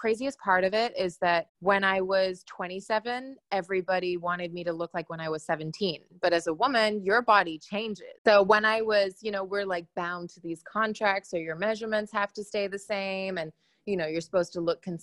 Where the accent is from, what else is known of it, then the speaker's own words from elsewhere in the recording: Hong Kong; I grew up in Hong Kong, and I grew up as I was the fat kid in the class